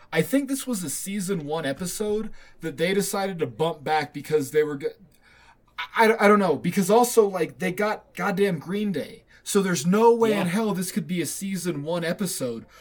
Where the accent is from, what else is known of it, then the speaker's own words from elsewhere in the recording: United States; I'm an American